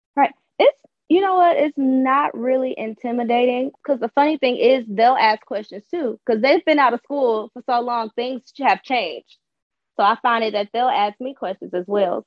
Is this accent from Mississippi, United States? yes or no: no; Detroit, Michigan, United States; I'm from Michigan, I'm from Detroit. So I just chose to stay local